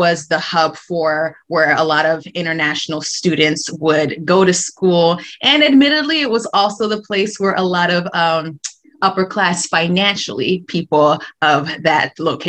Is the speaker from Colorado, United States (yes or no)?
yes; Colorado, United States; born there; also born or lived in Paraguay; My parents had been in Paraguay at the time. They had flown up to Colorado for the holiday season with my mom's parents in Colorado, had me